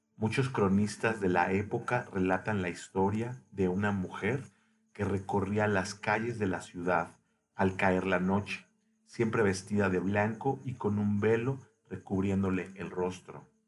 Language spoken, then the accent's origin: Spanish; Mexico